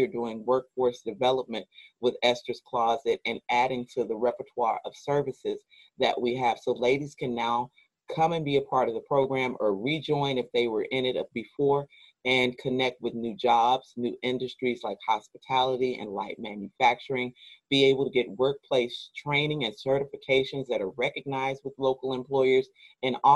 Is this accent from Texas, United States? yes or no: yes; Waco, Texas, United States; I am a Waco native, so I was born and raised in Waco. I've never lived in another city